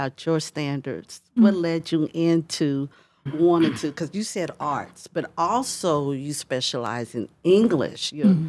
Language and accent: English; Springfield, Missouri, United States; I'm from the Midwest. I'm from Springfield.